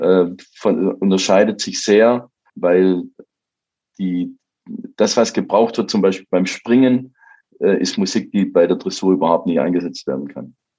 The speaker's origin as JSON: {"language": "German", "region": "Baden-Württemberg", "country": "Germany", "said": "ich komme ja aus Baden-Württemberg, wie man hört"}